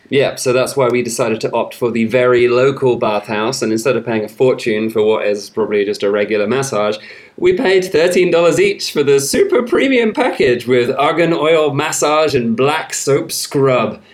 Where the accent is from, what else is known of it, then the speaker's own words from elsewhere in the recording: Somerset, South West England, United Kingdom; accent: Somerset; moved away; it's actually called Somerset. That's where I come from. That's what everyone around there sounds like